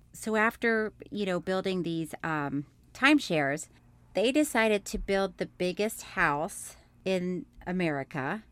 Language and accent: English; Florida, United States; born or raised there; also born or lived in Orlando, Florida